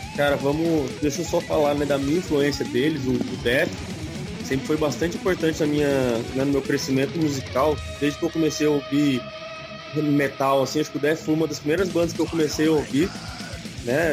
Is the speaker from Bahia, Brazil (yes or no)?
no; São José dos Campos, São Paulo, Brazil; A gente é de São José dos Campos, São Paulo, cidade do lendário atômico